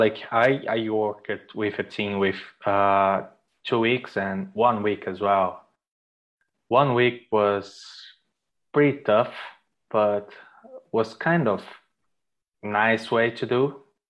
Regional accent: Brazil; English is a second language; moved away as an adult; now in Ireland; So yeah, I came from Brazil to Ireland after graduation. I used to work there before. So I came in 2012

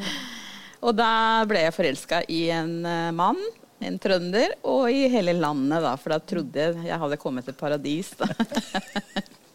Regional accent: Venezuela; Norwegian is a second language; moved away as an adult; now in Drammen, Norway; Født og oppvokst i Venezuela.

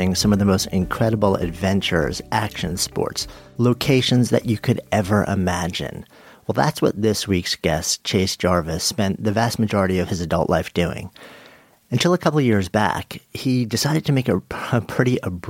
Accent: New York City, New York, United States; beautiful New York City, my hometown

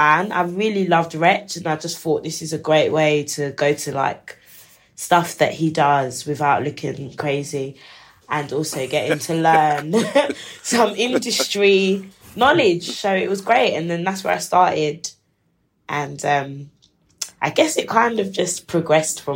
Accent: London, United Kingdom; we're from East London

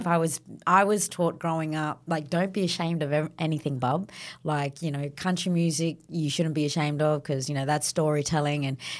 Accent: Northern Territory, Australia; Yeah, so growing up in the NT

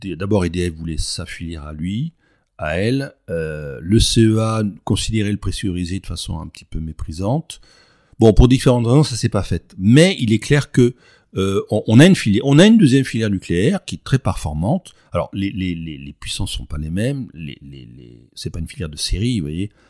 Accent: Provence-Alpes-Côte d'Azur, France; je suis provençal

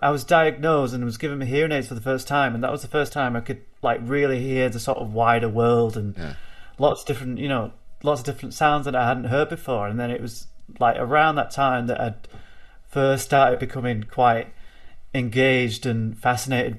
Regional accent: Bolton, North West England, United Kingdom; I am a musician from Bolton

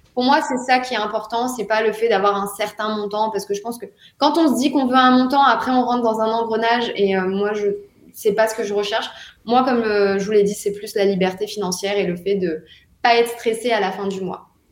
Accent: France; moved away as an adult; now in Dubai, United Arab Emirates; en tant que Français

